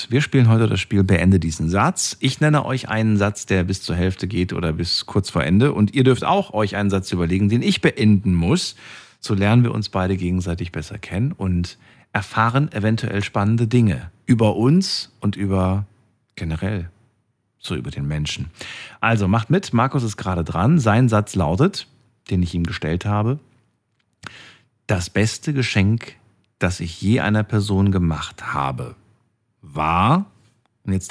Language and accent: German; Baden-Württemberg, Germany; born there; Ähm, gebürtig aus dem Kraichgau.